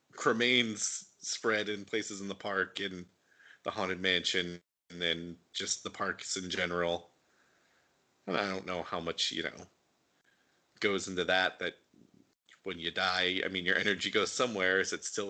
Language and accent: English; Utah, United States; the little amusement park that I grew up around in Utah, Lagoon